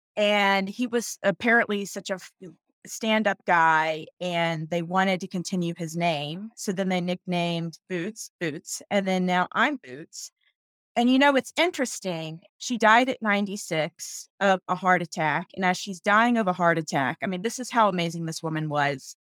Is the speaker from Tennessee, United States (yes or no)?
no; North Carolina, United States; moved away as an adult; I'm from North Carolina, that's where I was raised